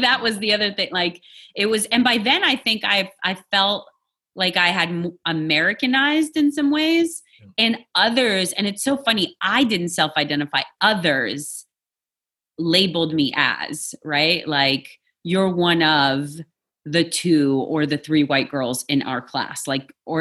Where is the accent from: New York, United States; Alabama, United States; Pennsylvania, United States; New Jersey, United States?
New York, United States; English is a second language; also born or lived in Poland; I was born in Poland. I grew up in New York. I identify as a New Yorker